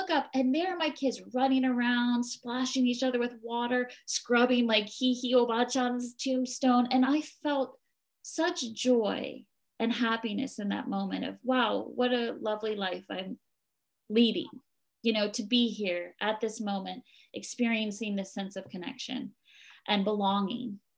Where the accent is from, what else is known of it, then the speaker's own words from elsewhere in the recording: East Coast, United States; I grew up on the East Coast in a Catholic faith, and here I am, and it doesn't matter.